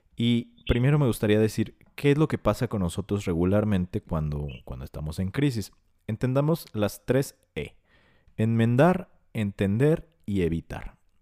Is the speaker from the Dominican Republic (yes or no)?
no; Mexico; Nosotros como mexicanos